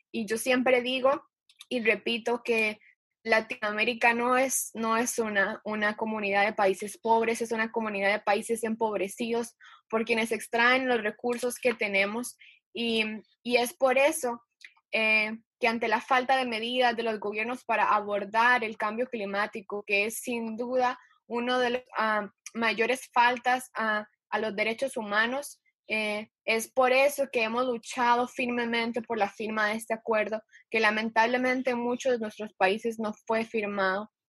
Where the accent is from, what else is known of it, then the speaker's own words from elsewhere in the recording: Ecuador; moved away as an adult; now in Costa Rica; soy ecuatoriana, pero ahora vivo en Costa Rica, entonces tengo como dos perspectivas bastante diferentes en este momento. Y en Ecuador he crecido